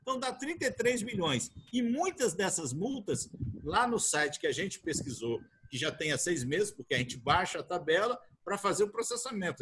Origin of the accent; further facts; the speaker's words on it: Brasília, Federal District, Brazil; Sou aqui de Brasília e estamos aqui em Brasília